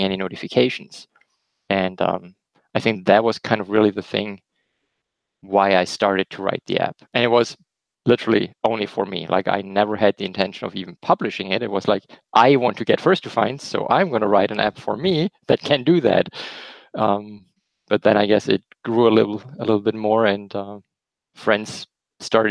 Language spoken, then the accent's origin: English; Germany; accent: German; English is a second language; moved away as an adult; also born or lived in Alabama, United States; now in Michigan, United States; Originally, we're from Germany, as you might hear in my slight accent, which is hard to hide.